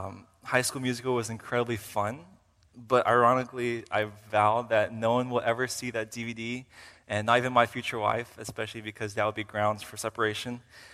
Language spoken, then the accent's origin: English; Uzbekistan; also born or lived in Kyrgyzstan / Virginia, United States; I came down from Virginia for the purpose of studying here at RTS for seminary. And so just a little bit about myself. I am a missionary kid, and I grew up as a missionary kid for 10 years in Uzbekistan and Kyrgyzstan.